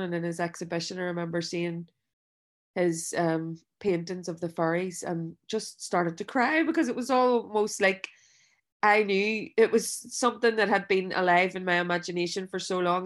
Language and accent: English; Belfast, Northern Ireland, United Kingdom; I grew up in West Belfast